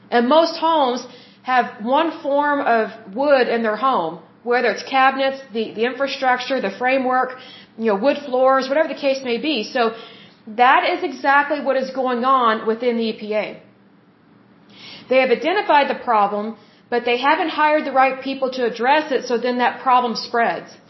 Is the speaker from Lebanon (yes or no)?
no; United States; as American citizens